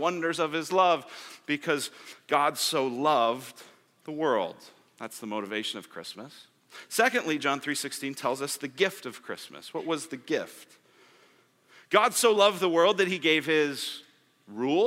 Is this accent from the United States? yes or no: yes; Colorado, United States; moved away as an adult; now in Arizona, United States; I'm from Colorado